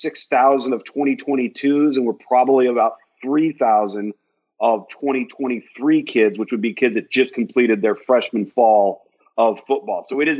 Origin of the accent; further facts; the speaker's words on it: West Coast, United States; I'm from the West Coast, so if I didn't go to UCLA's camp or USC's camp or San Diego State's camp, you might not have gotten seen.